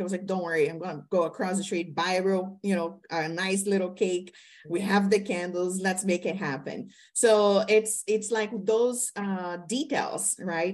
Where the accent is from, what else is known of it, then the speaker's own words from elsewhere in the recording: Brazil; moved away; being a Latino woman, right? I'm from Brazil